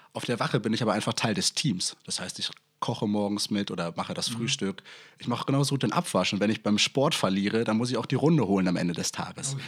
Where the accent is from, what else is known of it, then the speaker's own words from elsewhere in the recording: North Rhine-Westphalia, Germany; moved away as an adult; now in Hamburg, Germany; in der Nähe von meiner Heimat am Institut der Feuerwehr in NRW